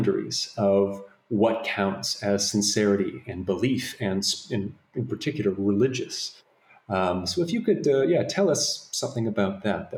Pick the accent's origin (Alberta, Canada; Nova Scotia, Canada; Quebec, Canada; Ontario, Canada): Ontario, Canada; Toronto; I'm from Toronto, Canada myself